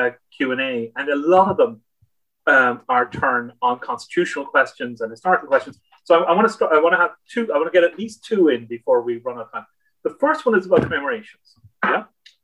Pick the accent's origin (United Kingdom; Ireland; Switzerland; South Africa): Ireland; Cork, Munster; I know we're both from Cork, Mary.